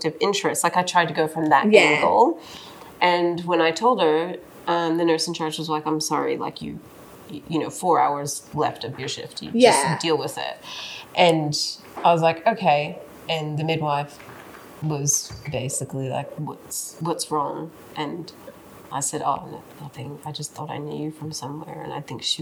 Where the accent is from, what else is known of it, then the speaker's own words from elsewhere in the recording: the southwest of America, United States; now in Australia; I grew up in like the southwest of America